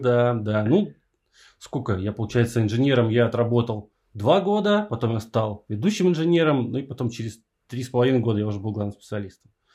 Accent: Saint Petersburg, Russia; я из Питера

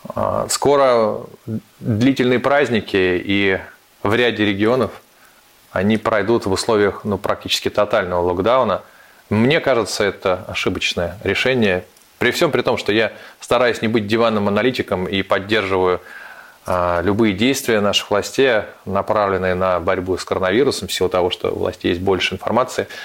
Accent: Saint Petersburg, Russia; now in Moscow, Russia; Я петербуржец, для меня патриарши пруды являются все-таки новым местом проживания

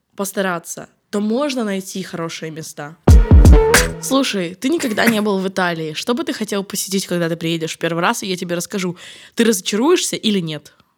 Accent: Ukraine; now in Rome, Italy; я из Украины, потому что я снова представляюсь как украинка

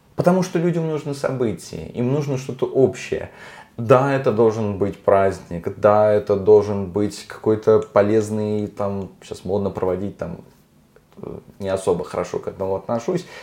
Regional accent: Volgograd, Volgograd Oblast, Russia; Я говорю как человек, который все детство провел на Спартановке

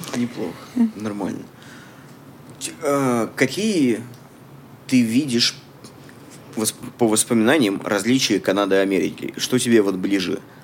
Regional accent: Samara, Samara Oblast, Russia; moved away as an adult; now in Canada; Я из России тоже, из Самары

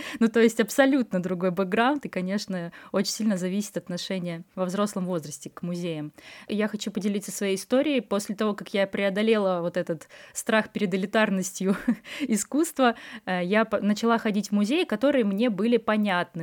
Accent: Vyborg, Leningrad Oblast, Russia; now in Saint Petersburg, Russia; Я вот из Выборга

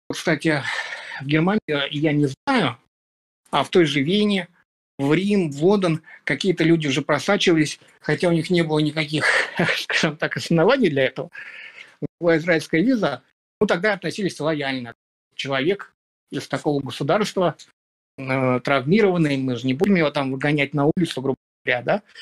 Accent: Belarus; Потом уже, насколько я знаю, ехали из Украины, э, я из Беларуси.

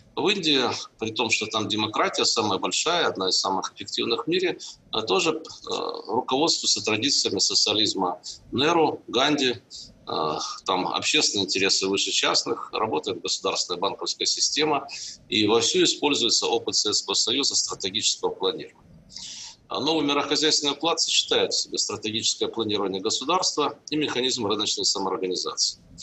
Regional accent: Zaporizhzhia, Zaporizhzhia Oblast, Ukraine; now in Russia; Я сам родился и вырос на Украине. Могу сказать, что уровень а, производственно-технологического развития в Запорожье, родном мне

